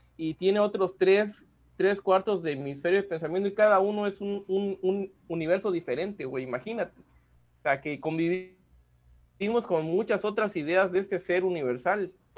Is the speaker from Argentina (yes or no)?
no; Mexico